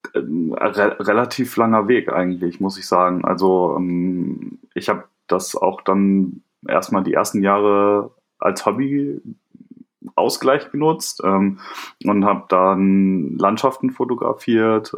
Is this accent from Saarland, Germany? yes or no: no; a small village near Bielefeld, North Rhine-Westphalia, Germany; ich komme nicht aus Hamburg, sondern ähm, bin in einem kleinen Dorf in der Nähe von, äh, von Bielefeld äh, aufgewachsen